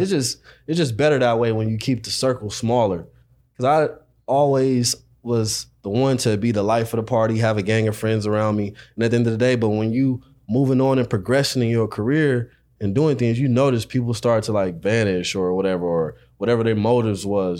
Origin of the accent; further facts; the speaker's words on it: Los Angeles, California, United States; I'm from South Central